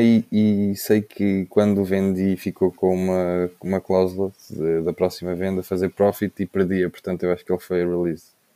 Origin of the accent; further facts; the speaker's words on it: Covilhã, Centro, Portugal; now in Lisbon, Portugal; somos todos da Covilhã, mas estou a estar agora em Lisboa